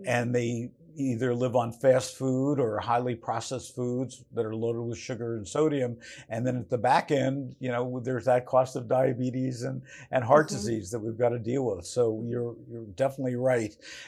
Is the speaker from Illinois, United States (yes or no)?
no; Newark, New Jersey, United States; Like when I was growing up, I grew up in Newark, New Jersey, and the kitchen for school lunch was enormous.